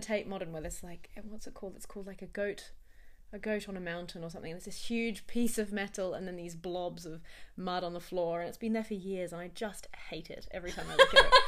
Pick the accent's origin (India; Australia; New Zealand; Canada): Australia; as an Australian